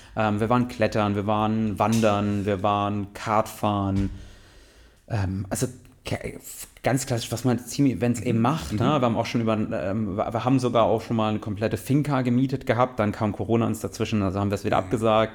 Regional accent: Mannheim, Baden-Württemberg, Germany; ich komme ja aus Mannheim, also aus einer größeren Stadt, habe auch in größeren Städten gewohnt

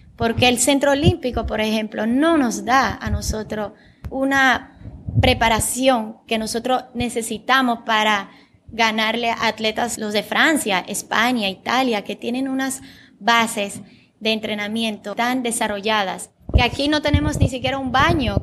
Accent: Sosúa, Puerto Plata, Dominican Republic; first language Bulgarian; Spanish is a second language; also born or lived in Bulgaria; Yo me crié en Sosúa

